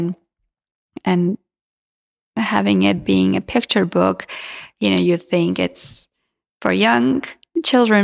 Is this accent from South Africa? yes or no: no; Georgia; first language Georgian; English is a second language; moved away